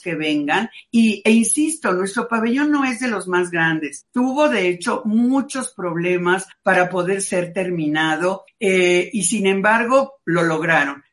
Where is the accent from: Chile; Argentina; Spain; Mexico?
Mexico; lo que somos los mexicanos